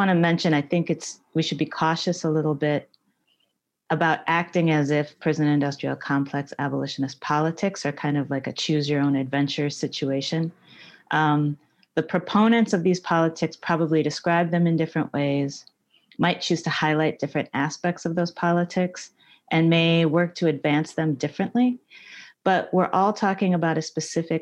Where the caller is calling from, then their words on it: Oakland, California, United States; I'm calling today from Ohlone Territory in Oakland, California